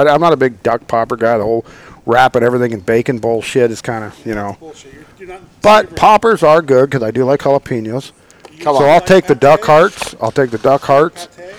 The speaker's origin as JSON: {"language": "English", "town": "Grass Valley", "region": "California", "country": "United States", "tie": "born or raised there", "lives_now": "Gridley, United States", "said": "I grew up in Nevada County, Grass Valley. I was a feral kid."}